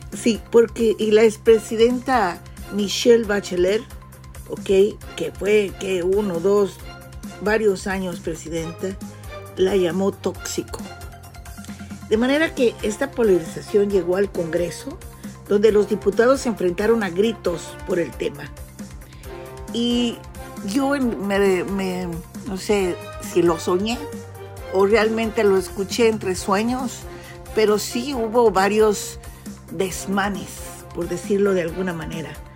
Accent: Mexico; te voy a hablar como mexicana

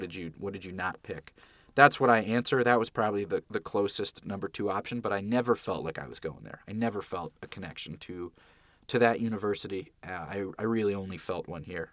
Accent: Santa Monica, California, United States; moved away as an adult; also born or lived in Philadelphia; I grew up in Santa Monica, still live in the same house that I grew up in.

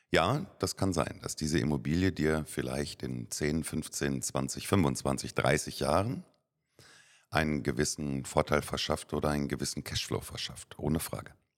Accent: Germany; moved away as an adult; now in Cyprus; Jetzt sind wir aber keine Amerikaner, sondern wir sind, wir sind Deutsche.

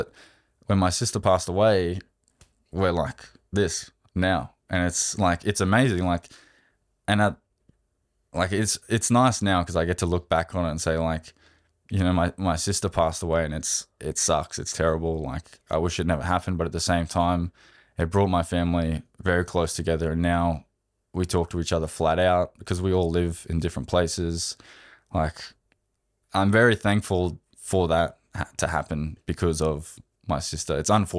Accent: Australia; I'm Australian.

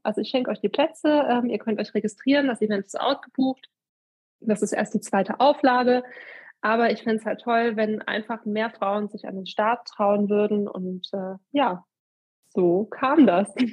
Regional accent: Eifel, Germany; hier in einer Bank bei uns in der Eifel

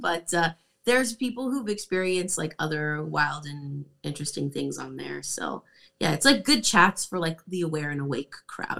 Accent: Canada; I'm from Canada.

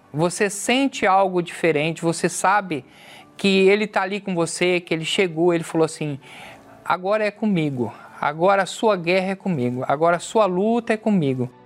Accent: São José do Rio Preto, São Paulo, Brazil; sou de São José do Rio Preto, estado de São Paulo

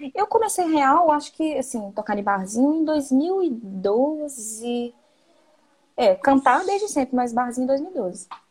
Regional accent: Viçosa, Minas Gerais, Brazil; sou de Viçosa, né? Interior de Minas.

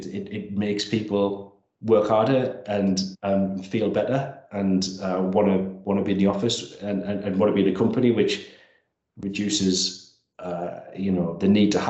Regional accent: Langley Park, North East England, United Kingdom; Well, I'm from Langley Park, So Langley Park's an ex-mining community in northwest Durham.

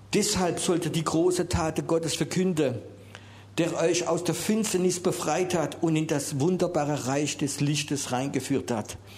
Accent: France; Wir sind ja Franzose und Englisch kennen wir nicht so

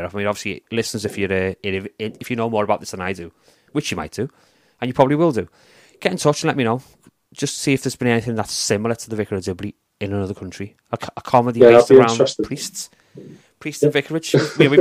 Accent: United Kingdom; As a British fan of it

